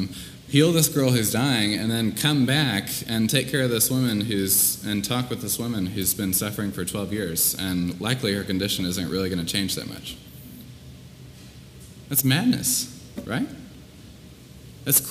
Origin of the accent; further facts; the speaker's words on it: Columbia, Missouri, United States; moved away; my hometown, Columbia, Missouri.